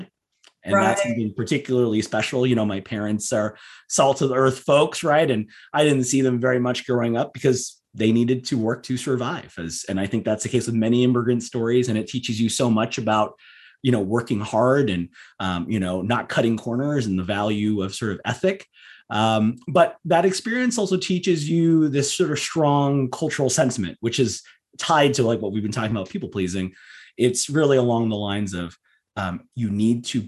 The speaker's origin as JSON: {"language": "English", "region": "Southern California", "country": "United States", "tie": "born or raised there", "said": "I grew up in Southern California"}